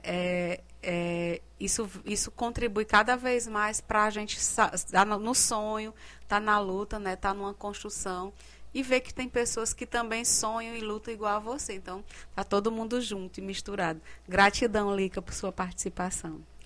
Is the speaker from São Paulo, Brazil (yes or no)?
no; Cariri, Ceará, Brazil; accent: Cariri; vai sair com o sotaque, o sotaque cariri